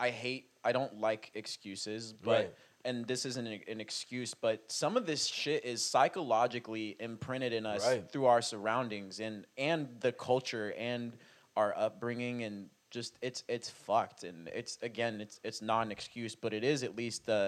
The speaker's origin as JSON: {"language": "English", "town": "Dallas", "region": "Texas", "country": "United States", "said": "this is where we're from"}